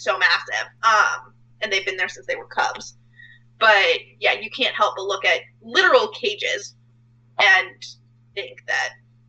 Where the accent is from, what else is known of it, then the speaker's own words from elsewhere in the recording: Tampa, Florida, United States; also born or lived in Atlanta; now in Orlando, United States; growing up in Tampa